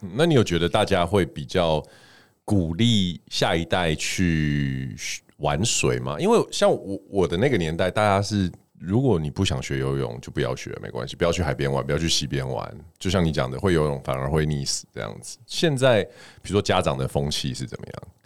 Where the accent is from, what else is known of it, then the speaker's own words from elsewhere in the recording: Taiwan; 我们台湾人